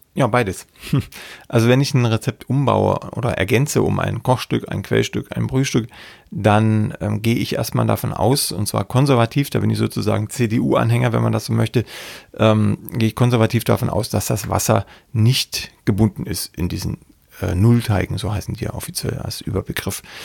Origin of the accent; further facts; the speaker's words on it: Saxony, Germany; ich komme ja aus Sachsen